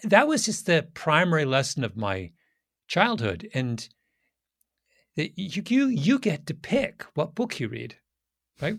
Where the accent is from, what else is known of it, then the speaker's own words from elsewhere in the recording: Canada; moved away as an adult; now in United States; I'm a Canadian